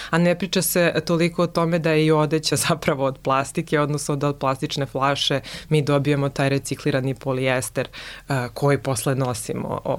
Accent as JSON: {"language": "Croatian", "country": "Serbia"}